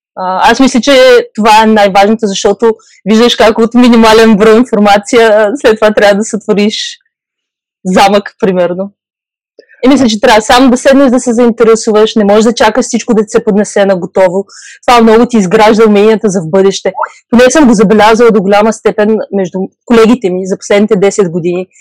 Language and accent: Bulgarian; Burgas, Burgas Province, Bulgaria; moved away as an adult; also born or lived in Czech Republic; now in Utrecht, Netherlands; от Бургас